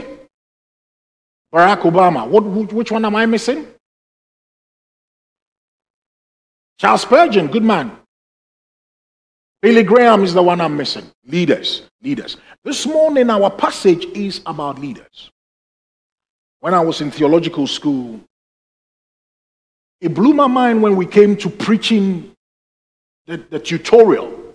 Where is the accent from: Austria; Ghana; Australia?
Ghana; moved away; when I was growing up in Ghana